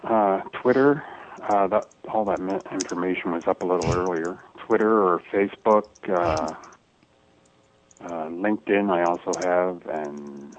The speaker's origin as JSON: {"language": "English", "town": "Toronto", "region": "Ontario", "country": "Canada", "tie": "born or raised there", "said": "Toronto, Ontario, Canada. Born and raised."}